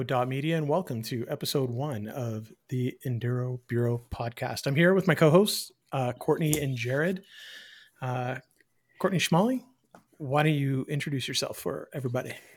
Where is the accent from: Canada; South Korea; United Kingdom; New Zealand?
Canada; Eastern Canada; moved away; I am from the East